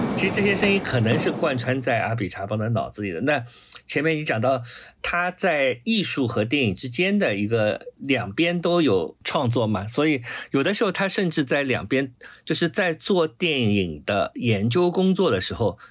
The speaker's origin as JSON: {"language": "Chinese", "country": "China", "said": "我们中国人"}